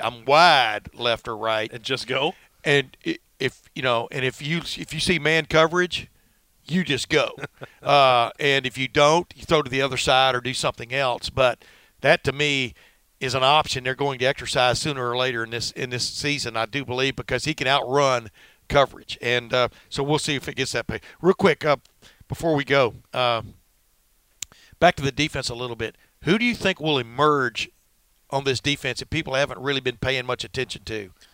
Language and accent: English; Alabama, United States; moved away; I grew up in Alabama